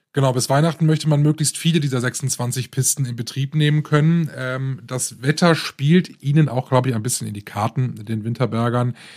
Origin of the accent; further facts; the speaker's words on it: Rhineland, Germany; hier bei uns im Rheinland